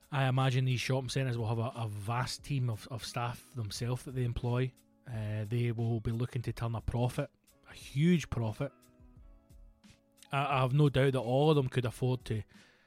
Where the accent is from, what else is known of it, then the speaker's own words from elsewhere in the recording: Renfrew, Scotland, United Kingdom; I grew up and lived in Renfrew, and Paisley was our nearest big town